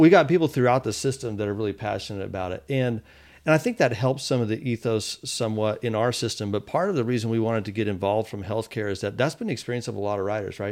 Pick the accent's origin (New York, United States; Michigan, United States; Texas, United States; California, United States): Texas, United States; Fort Worth; I grew up in Texas, in, in Fort Worth